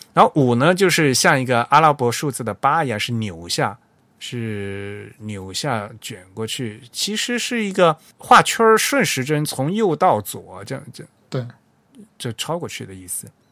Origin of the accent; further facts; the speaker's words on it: China; 我们中国人